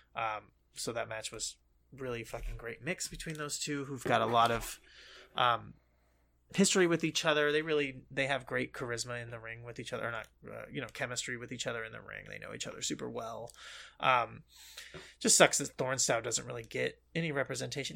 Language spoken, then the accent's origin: English; United States; we grew up in America